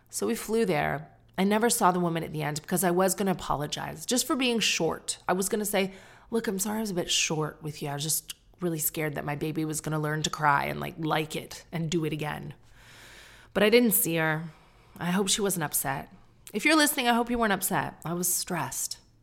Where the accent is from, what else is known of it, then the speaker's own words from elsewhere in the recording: Canada; now in United Kingdom; me being Canadian